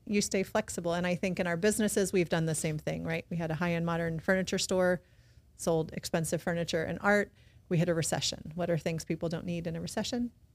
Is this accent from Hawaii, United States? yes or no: no; South Texas, United States; moved away as an adult; also born or lived in Los Angeles / San Diego; now in Baton Rouge, United States; I'm also from Texas, right? So I'm a public school person.